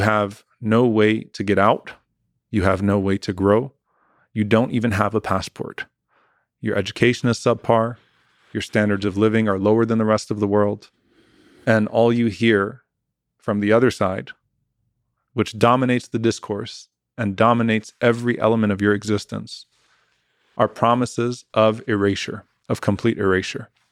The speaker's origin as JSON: {"language": "English", "country": "United States", "tie": "born or raised there", "said": "I was born in this country"}